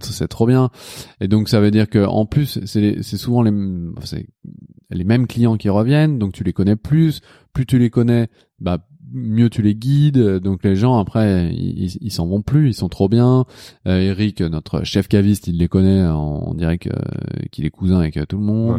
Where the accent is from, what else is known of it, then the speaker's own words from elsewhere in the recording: Lyon, Auvergne-Rhône-Alpes, France; now in Paris, France; je viens de Lyon